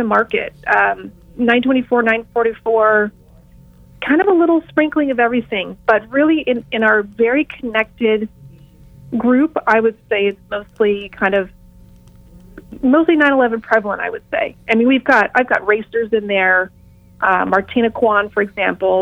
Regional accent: Los Angeles, California, United States; in Los Angeles, I have women's events specifically. So since this is my hometown

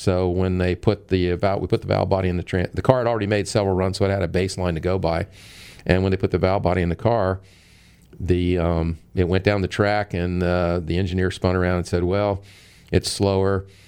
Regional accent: St. Petersburg, Florida, United States; I was born here in St. Pete

